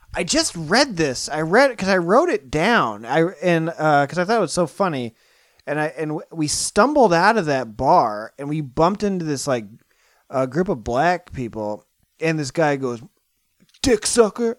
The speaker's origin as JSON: {"language": "English", "region": "Iowa", "country": "United States", "moved": "yes", "lives_now": "California, United States", "said": "I'm from Iowa"}